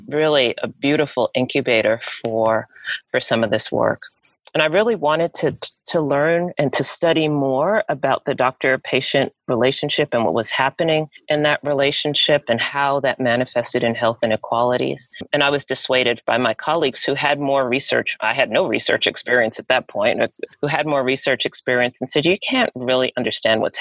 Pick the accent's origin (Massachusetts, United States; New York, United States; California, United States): New York, United States; New York City; moved away; I grew up in Brooklyn, New York, and it's the old Brooklyn, not the new Brooklyn